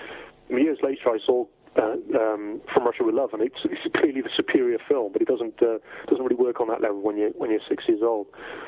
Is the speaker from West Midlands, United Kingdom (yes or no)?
no; South West England, United Kingdom; also born or lived in Wales; I was born in Wales originally. In 1966, my family, I have sort of strong Welsh roots, but my family moved down to Cornwall in England when I was fairly small. So I spent my formative years in that part of the world.